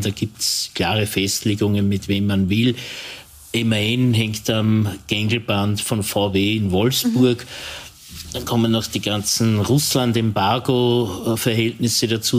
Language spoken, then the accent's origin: German; Linz, Upper Austria, Austria; das weiß ich ganz besonders als Linzer